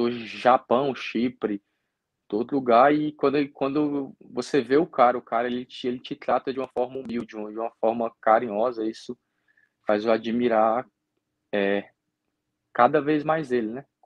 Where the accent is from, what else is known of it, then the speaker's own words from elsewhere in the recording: Gurupi, Tocantins, Brazil; E, e, é uma torcida que até lá no meu estado, em Gurupi, tá? eu chegava lá, parecia uma estrela.